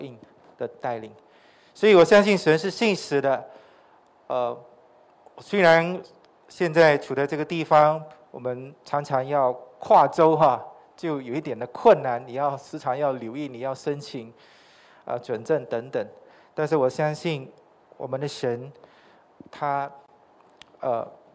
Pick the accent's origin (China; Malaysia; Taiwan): Malaysia; Sarawak; moved away; 我来自撒拉约